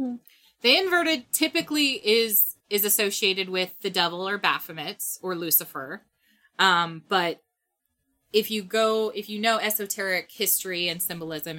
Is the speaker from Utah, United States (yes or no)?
yes; Utah, United States; growing up in Utah